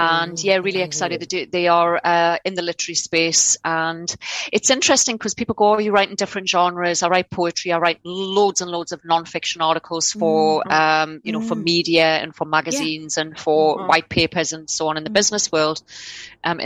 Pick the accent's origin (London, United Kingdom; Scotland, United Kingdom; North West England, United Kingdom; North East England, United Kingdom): North East England, United Kingdom; Newcastle upon Tyne; born or raised there; accent: Geordie; now in Australia